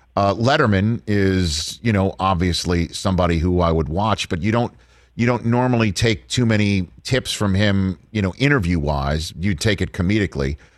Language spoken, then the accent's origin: English; New York, United States; I'm a New Yorker.